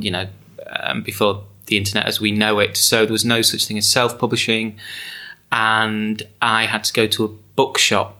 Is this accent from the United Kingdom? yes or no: yes; England, United Kingdom; moved away as an adult; also born or lived in Scotland; where I grew up in England